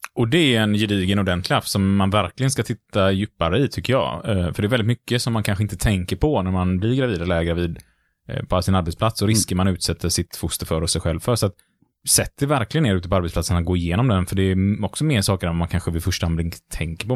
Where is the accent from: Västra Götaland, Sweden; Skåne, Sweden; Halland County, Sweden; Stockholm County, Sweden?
Västra Götaland, Sweden; Gothenburg; Vi är lite göteborgare vi nämligen.